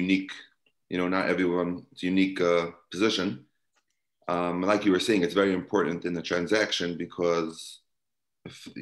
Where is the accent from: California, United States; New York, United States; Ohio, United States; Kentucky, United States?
New York, United States; New York City; I grew up in Brooklyn, New York